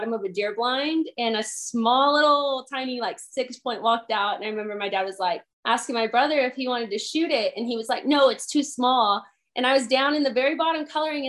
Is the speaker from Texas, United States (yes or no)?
yes; San Angelo, Texas, United States; I'm from San Angelo, Texas.